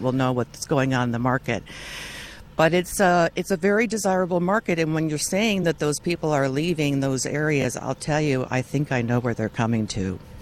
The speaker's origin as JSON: {"language": "English", "region": "Illinois", "country": "United States", "tie": "born or raised there", "moved": "yes", "lives_now": "Santa Barbara, United States", "said": "I grew up in Illinois"}